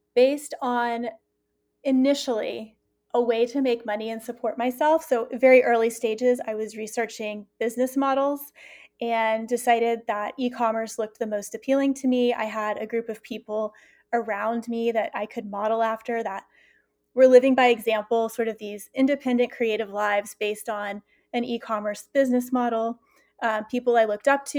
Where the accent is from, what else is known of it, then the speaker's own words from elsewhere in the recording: the South, United States; I'm from the South also